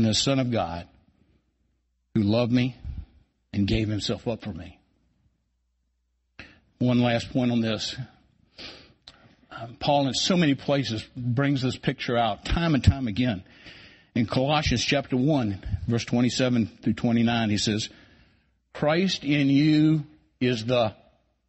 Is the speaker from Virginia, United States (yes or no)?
yes; Culpeper County, Virginia, United States; I grew up here in Culpeper County, where I learned to work hard and play hard at everything that I ever did